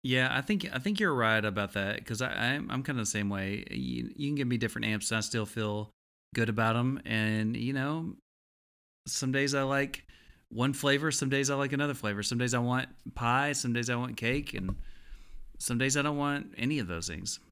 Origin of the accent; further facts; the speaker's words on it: Texas, United States; I'm from Texas